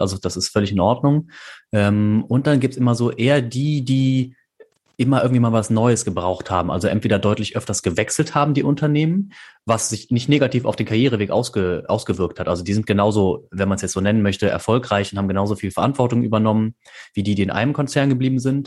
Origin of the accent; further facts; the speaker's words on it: Bonn, North Rhine-Westphalia, Germany; moved away as an adult; also born or lived in Canada; now in Aachen, Germany; Ich komme ursprünglich aus Bonn